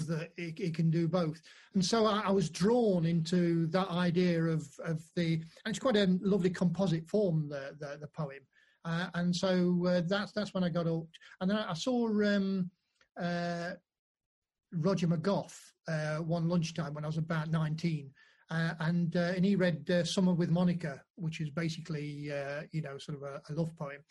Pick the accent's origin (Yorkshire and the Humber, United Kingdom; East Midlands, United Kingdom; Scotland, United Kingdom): East Midlands, United Kingdom; Nottingham; moved away; also born or lived in Sheffield / Chesterfield / Manchester; First gig I ever did was in Nottingham, because I'm from Nottingham.